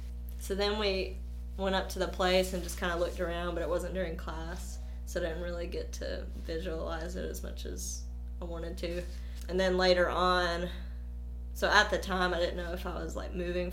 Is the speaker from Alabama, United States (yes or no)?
yes; Winfield, Alabama, United States; also born or lived in Millport, United States; I'm kind of moved around a lot, but I'm originally from Winfield, Alabama, just an hour from here.